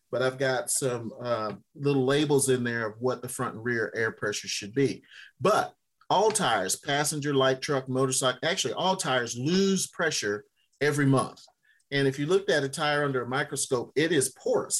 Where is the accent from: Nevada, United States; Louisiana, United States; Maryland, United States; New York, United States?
Louisiana, United States; moved away; my home state of Louisiana